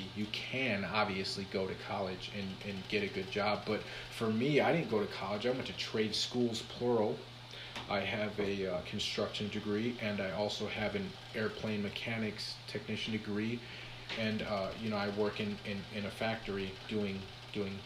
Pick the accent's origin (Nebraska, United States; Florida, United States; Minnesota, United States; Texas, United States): Minnesota, United States; I was born in Minnesota.